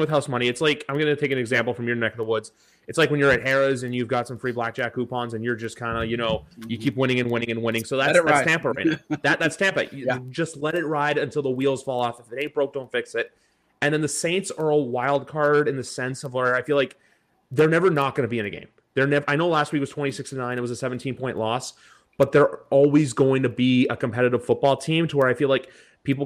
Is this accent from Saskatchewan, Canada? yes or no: no; Toronto, Ontario, Canada; I'm from Toronto.